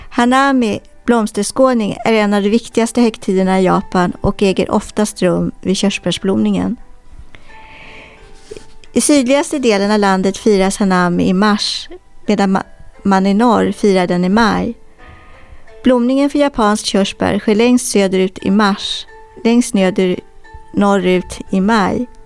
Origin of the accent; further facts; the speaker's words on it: Poland; Swedish is a second language; now in Sweden; Ehm, jag är från Polen men jag bor i Sverige.